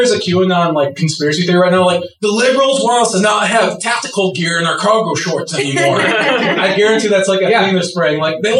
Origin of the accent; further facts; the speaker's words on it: Skokie, Illinois, United States; I grew up in the Jewish part of Chicago, like, Skokie.